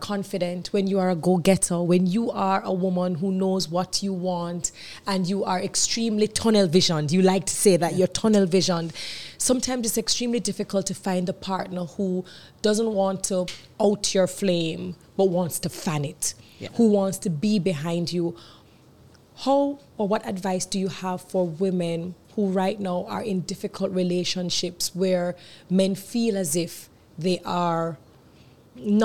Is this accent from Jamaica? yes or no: yes; Jamaica; we are Jamaican women, we are in the Caribbean